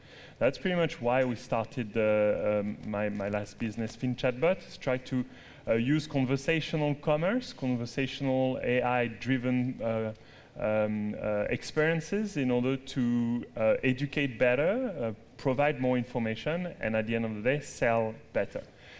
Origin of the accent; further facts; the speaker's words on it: France; moved away as an adult; now in South Africa; So I'm …. I come from France, as you can hear.